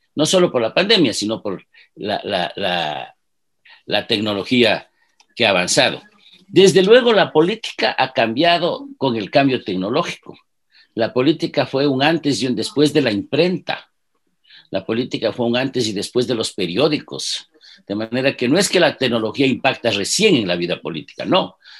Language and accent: Spanish; Ibarra, Imbabura, Ecuador; Yo soy un chagra Nací en Ibarra, tengo 70 años.